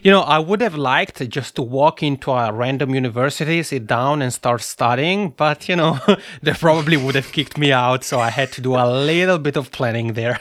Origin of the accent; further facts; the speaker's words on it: Italian-speaking Switzerland, Switzerland; accent: macaroni accent; I'm originally from the Italian-speaking part of Switzerland. So that's where my funny macaroni accent comes from